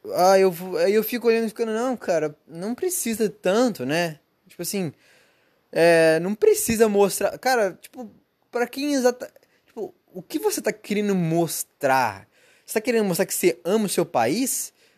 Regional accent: Brazil; moved away; Eu sou brasileiro

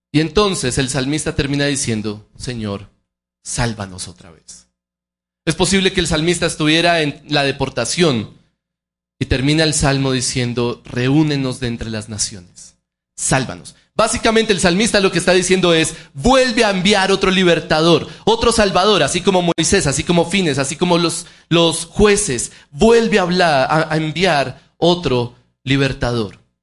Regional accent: Colombia; nosotros como colombianos

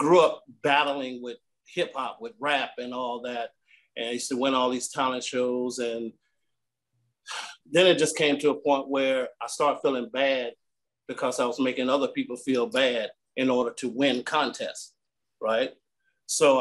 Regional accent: North Carolina, United States; also born or lived in Richmond, Virginia; now in Columbus, United States; I originated from North Carolina, moved to Richmond, Virginia, then made my way to Columbus, Ohio.

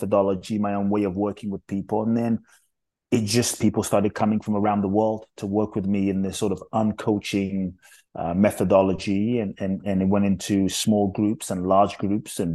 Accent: London, United Kingdom; also born or lived in Ghana / Mexico; now in United States; I was born in Ghana, West Africa. My father's from Ghana. My mother's Japanese. I grew up in London. I live in the US. I live partly in Mexico.

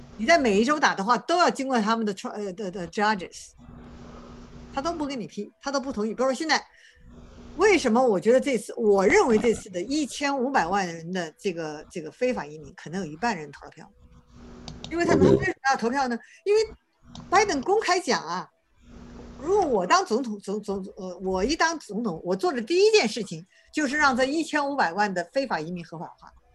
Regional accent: China; 我们中国人那样，呃，很勤奋

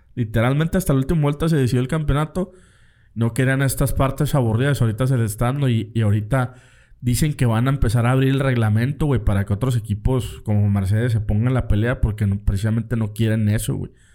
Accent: Mexico

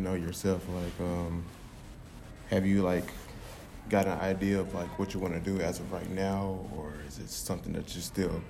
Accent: Dallas, Texas, United States; I came from South Oak Cliff and it's pretty much like majority black.

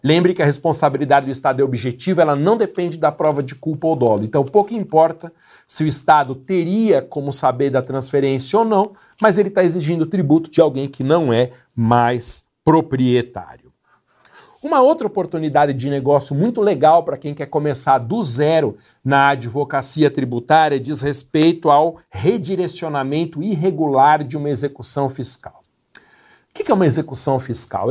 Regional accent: Guarulhos, São Paulo, Brazil; minha cidade natal, uma empresa de limpeza de fachadas, tem sede em Guarulhos

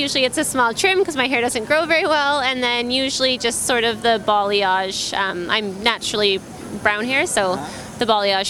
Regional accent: British Columbia, Canada; I'm from British Columbia, Canada.

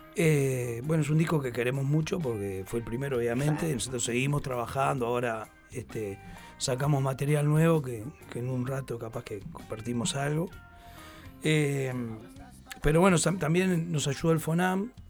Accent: Montevideo, Uruguay; nosotros los, los montevideanos

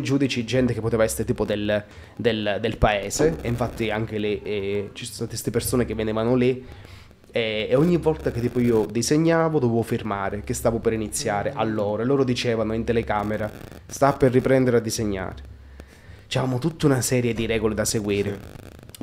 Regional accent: Altomonte, Calabria, Italy; now in Milan, Italy; nel mio paesino

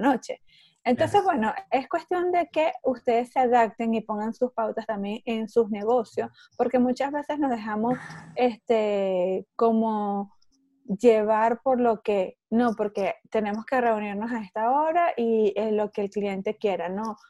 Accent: Venezuela; moved away as an adult; also born or lived in Mexico; now in Orlando, United States; Yo estoy en Orlando, Florida, soy venezolana. Este, eh, migré hace 15 años ya de Venezuela

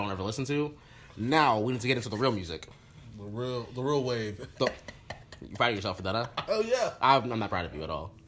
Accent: Orlando, Florida, United States; I'm I'm from Orlando.

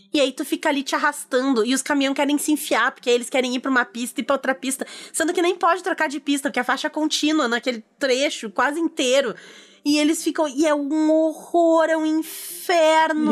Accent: Rio Grande do Sul, Brazil; aqui, como gaúcha

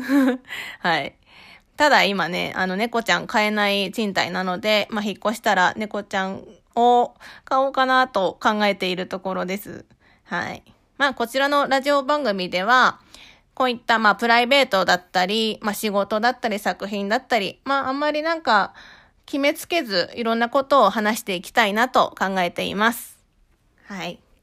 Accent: Shirakawa, Fukushima, Japan; moved away as an adult; now in Tokyo, Japan; 私は福島県白河市出身で、二千十五年に上京と同時に書家として独立をしました。

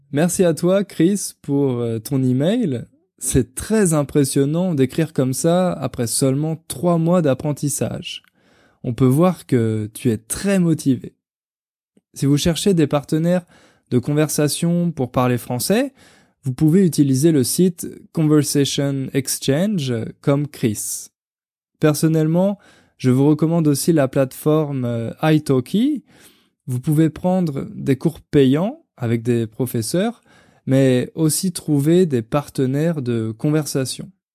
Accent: France; also born or lived in Paris; j'avais 19 ans, la première fois que j'ai quitté la France

